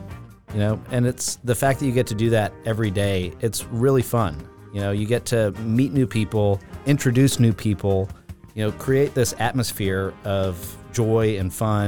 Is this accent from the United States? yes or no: yes; Augusta, Georgia, United States; I grew up in Augusta.